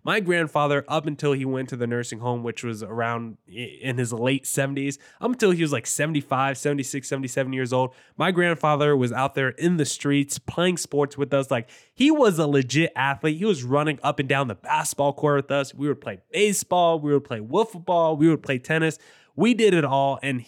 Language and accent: English; New Jersey, United States; Like, I grew up in New Jersey. Everyone was Yankees fans.